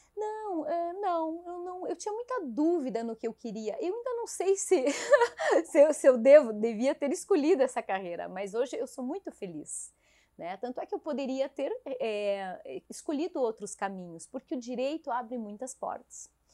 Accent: Caçador, Santa Catarina, Brazil; moved away as an adult; Eu saí de Caçador, minha terra natal, por amor para acompanhar meu marido

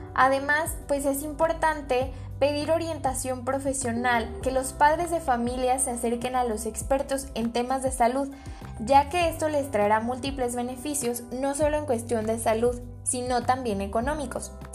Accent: Mexico; nosotros como mexicanos

